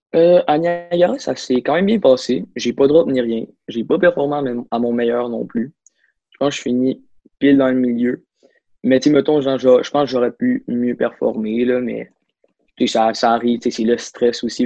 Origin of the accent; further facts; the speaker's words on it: Saguenay, Quebec, Canada; je viens du Saguenay, je suis né là-bas, puis je encore là-bas